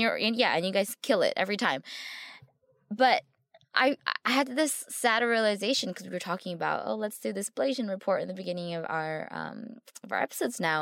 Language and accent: English; United States; I'm from here.